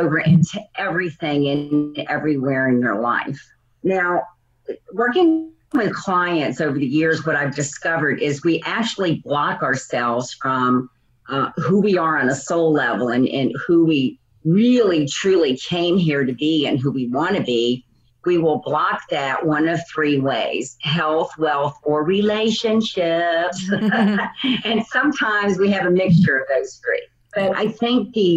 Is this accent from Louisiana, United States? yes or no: yes; New Orleans, Louisiana, United States; now in Phoenix, United States; I'm originally from New Orleans, Louisiana, and now I live in Phoenix, Arizona